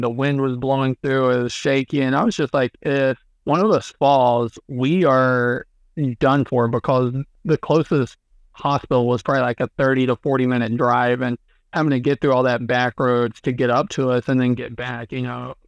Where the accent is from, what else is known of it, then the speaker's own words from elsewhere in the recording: near the Appalachians, United States; growing up near the Appalachians is uh, there's a mm-hmm. lot of really cool places to check out, not just in southwestern Virginia